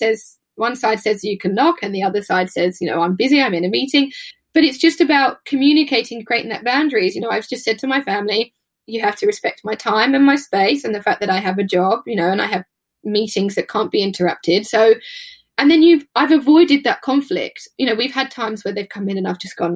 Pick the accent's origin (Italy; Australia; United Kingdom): United Kingdom; especially as British people